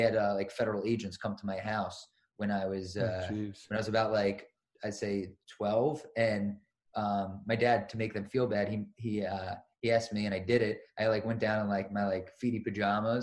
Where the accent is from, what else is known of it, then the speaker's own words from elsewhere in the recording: Long Island, New York, United States; I grew up in Long Island